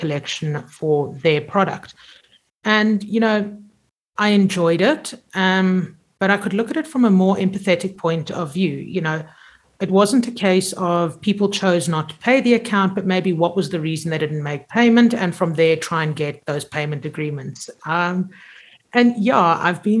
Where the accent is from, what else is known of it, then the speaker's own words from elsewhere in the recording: Zimbabwe; I grew up in Zim and I grew up in boarding school